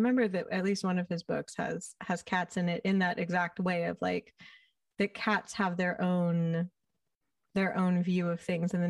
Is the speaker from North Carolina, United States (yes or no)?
no; California, United States; I'm from California